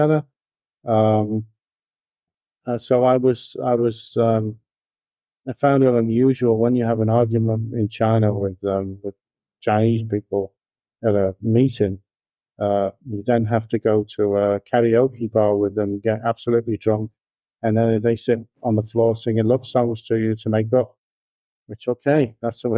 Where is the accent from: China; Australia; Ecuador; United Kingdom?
United Kingdom; Liverpool, North West England; moved away as an adult; also born or lived in Birmingham; now in United States; Liverpool, which is my hometown